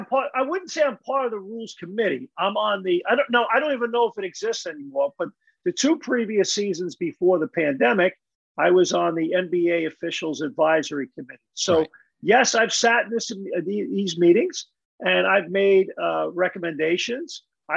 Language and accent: English; Ireland; I know a lot of Michael Keenans. I'm Irish. So there's a lot of Michael Keenans I know.